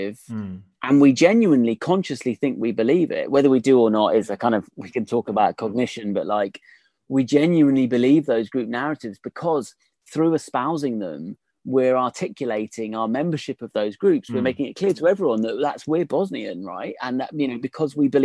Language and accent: English; United Kingdom; I'm British